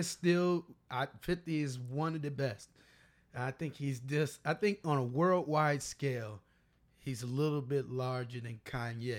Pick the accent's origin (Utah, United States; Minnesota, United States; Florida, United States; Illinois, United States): Illinois, United States; Chicago; I'm from the Shy.